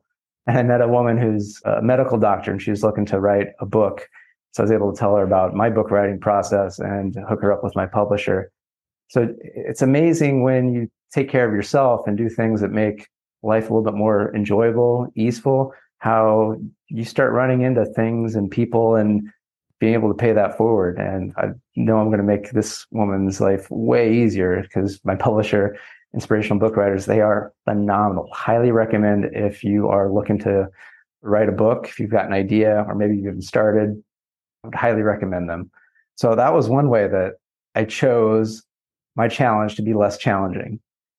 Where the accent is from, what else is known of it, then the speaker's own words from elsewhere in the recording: California, United States; So I grew up in Southern California, and I believe there, for whatever reason, most people can tell I'm from Southern California because I drive with purpose